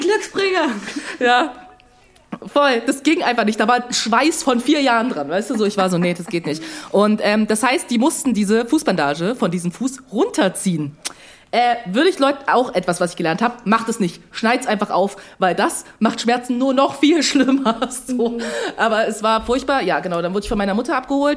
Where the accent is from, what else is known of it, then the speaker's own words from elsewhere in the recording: Dresden, Saxony, Germany; als eine gebürtige Dresdnerin